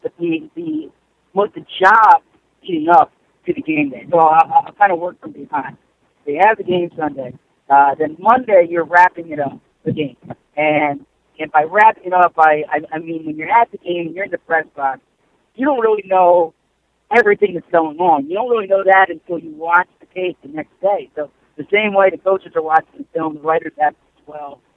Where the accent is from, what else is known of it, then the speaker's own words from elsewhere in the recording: Philadelphia, Pennsylvania, United States; also born or lived in New York; my hometown Philly. My family's in Philly